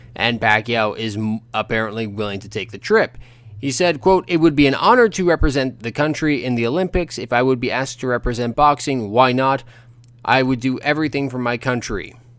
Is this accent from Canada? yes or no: yes; Ontario, Canada; where I grew up in Ontario